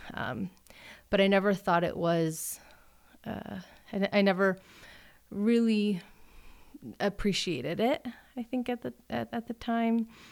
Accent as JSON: {"language": "English", "town": "Denver", "region": "Colorado", "country": "United States", "tie": "born or raised there", "said": "born and raised in Denver. I grew up in Park Hill"}